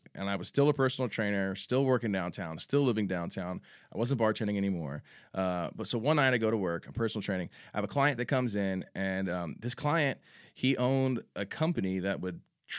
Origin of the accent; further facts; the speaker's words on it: San Antonio, Texas, United States; also born or lived in Grapevine; I was born in Grapevine, obviously. Texas, born in Texas, raised in San Antonio. I wasn't born here, but been here since I was a baby.